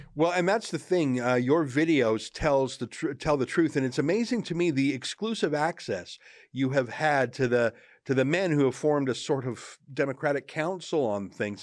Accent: Southern Alberta, Canada; I'm from Southern Alberta, not that far south

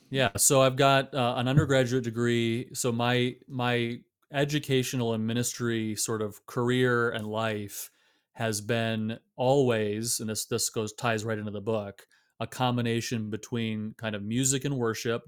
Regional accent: Michigan, United States; also born or lived in Illinois / South Carolina / Fort Worth, Texas; now in Georgia, United States; born and raised in Michigan

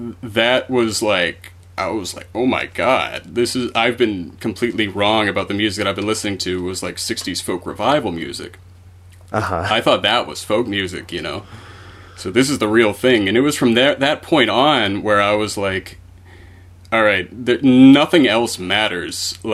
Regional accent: Ireland; I mean, just Irish music in general, I'm an Irish guy, and it was just played a lot.

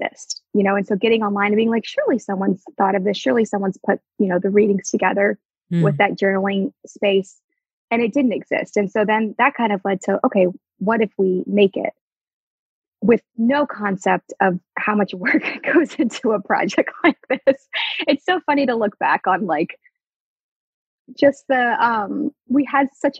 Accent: Houston, Texas, United States; I was born and raised in the Houston area. I grew up in a suburb of Houston

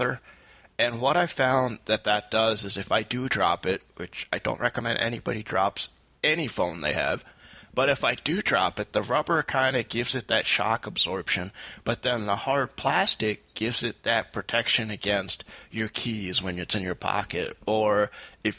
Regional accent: Saratoga Springs, New York, United States; I work with a shelter organization down in my hometown, Saratoga Springs

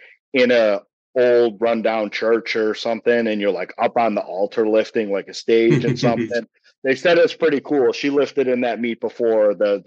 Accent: United States; I'm too American

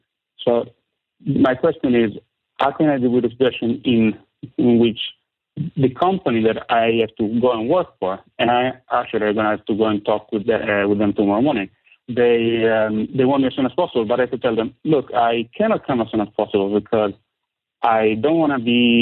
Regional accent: San Marino; English is a second language; So, I come from Italy.

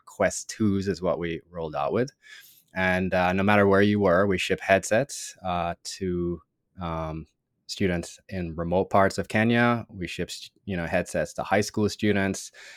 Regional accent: Jamaica; moved away as an adult; now in United States; growing up in Jamaica

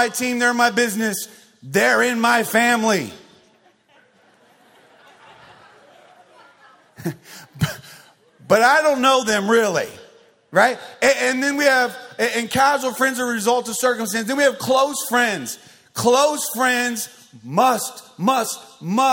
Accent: Arizona, United States; I grew up in Arizona

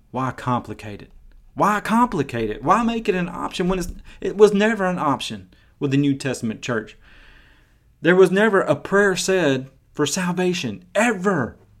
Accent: Maryville, Tennessee, United States; I've been to some of the biggest churches in my hometown of Maryville, Tennessee

